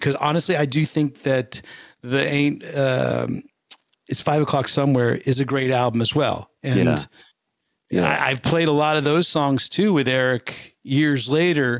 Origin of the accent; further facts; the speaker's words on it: Northern California, United States; my rival high school, where I grew up in Northern California